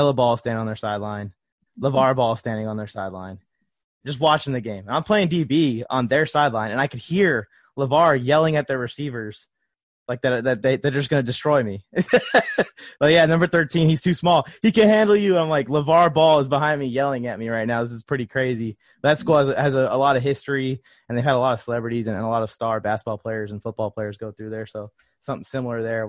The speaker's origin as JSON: {"language": "English", "town": "Los Angeles", "region": "California", "country": "United States", "tie": "born or raised there", "said": "Kobe Bryant was kind of like one of my childhood heroes growing up. I'm from Los Angeles"}